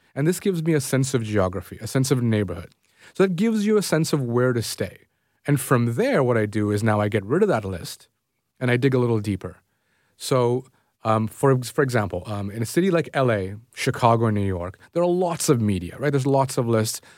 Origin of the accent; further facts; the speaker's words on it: Toronto, Ontario, Canada; I grew up in Scarborough